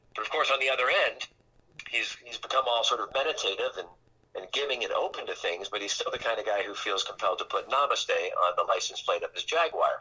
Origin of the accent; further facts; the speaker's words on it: Pennsylvania, United States; now in California, United States; I'm from Pennsylvania and I live in California